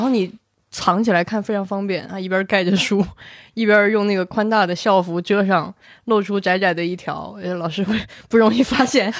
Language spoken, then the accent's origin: Chinese; Guizhou, China; 因为我是贵州人